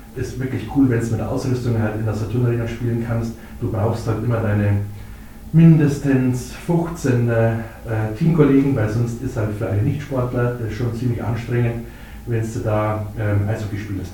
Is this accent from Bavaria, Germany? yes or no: yes; Ingolstadt, Bavaria, Germany; also born or lived in Munich; Ingolstädter durch und durch. War auch mal vier Jahre in München, aber ähm, bin immer wieder gerne zurückgekommen und dann äh, ist man auch gerne wieder in Ingolstadt, wenn man mal woanders war. Als also gebürtiger Ingolstädter